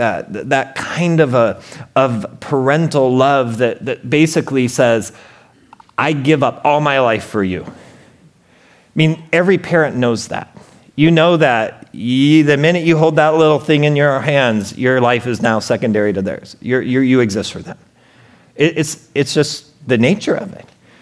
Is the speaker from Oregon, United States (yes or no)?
yes; Portland, Oregon, United States; I'm from Portland, Oregon